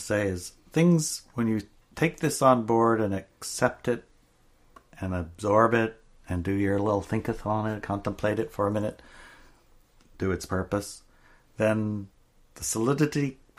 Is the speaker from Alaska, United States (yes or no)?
yes; Juneau, Alaska, United States; In Juneau, Alaska, where I grew up in Alaska